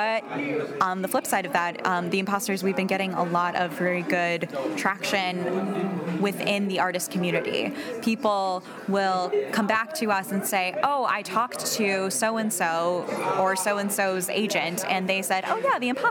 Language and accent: English; Northwest Indiana, United States; moved away as an adult; also born or lived in Valparaiso, Indiana; now in Chicago, United States; so many people living in Northwest Indiana